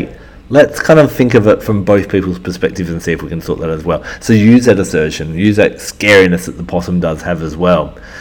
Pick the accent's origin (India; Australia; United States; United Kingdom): Australia; Perth, Western Australia; moved away as an adult; also born or lived in Melbourne; I'm from Perth